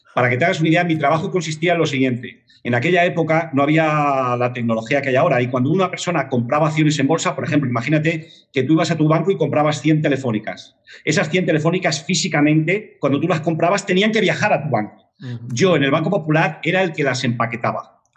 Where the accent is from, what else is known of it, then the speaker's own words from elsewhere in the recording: Madrid, Community of Madrid, Spain; also born or lived in Barcelona / Granollers; aunque soy de Madrid, de Lavapiés, o sea, más Madrid no se puede ser